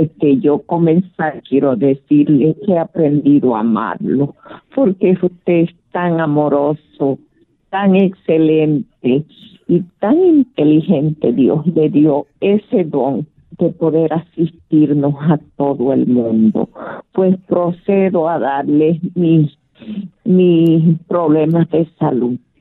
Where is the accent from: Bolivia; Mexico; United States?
Bolivia; moved away; Yo soy de Bolivia